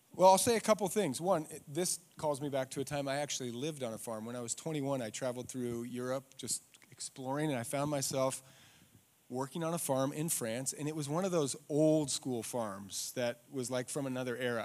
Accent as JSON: {"language": "English", "town": "Eagle", "region": "Idaho", "country": "United States", "tie": "born or raised there", "said": "I'm from Eagle, and when I grew up, Eagle was farms"}